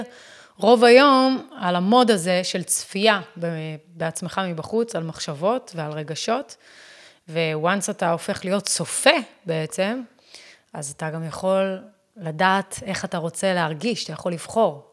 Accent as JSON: {"language": "Hebrew", "country": "United States", "second_language": "Hebrew", "moved": "yes", "lives_now": "Israel", "said": "אני אמריקאית"}